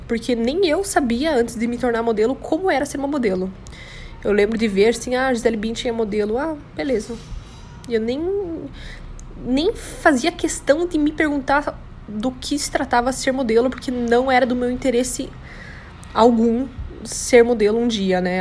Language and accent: Portuguese; São Bento do Sul, Santa Catarina, Brazil; also born or lived in Curitiba, Paraná; eu nasci em Curitiba, mas eu só fui lá, me pariram e eu nasci e voltei para São Bento do Sul, entendeu? Então eu sou catarinense